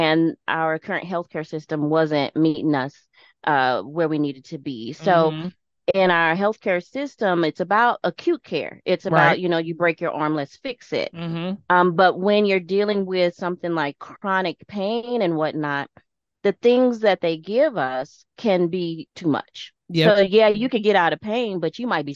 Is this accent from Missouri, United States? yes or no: yes; St. Louis, Missouri, United States; now in Las Vegas, United States; Originally born and raised in St. Louis, Missouri, now reside in Las Vegas.